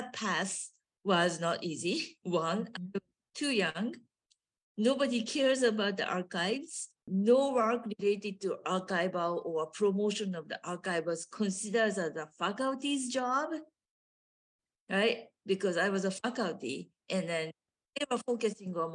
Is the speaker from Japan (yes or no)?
yes; Japan; English is a second language; moved away as an adult; now in United States; I grew up in Japan